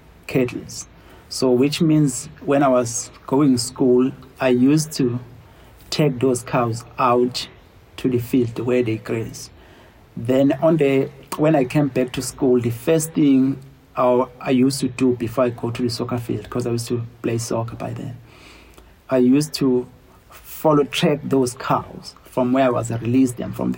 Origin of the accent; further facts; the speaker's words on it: Kwachobe area, near Phinda Private Game Reserve, KwaZulu-Natal, South Africa; I grown up in Kwachobe area, which is not too far from the property